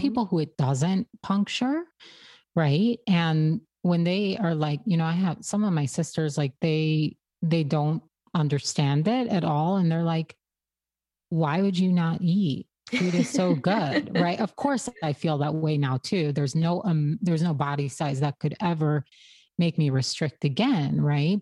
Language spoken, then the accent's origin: English; Brooklyn, New York, United States; I grew up in an Orthodox Hasidic community in Brooklyn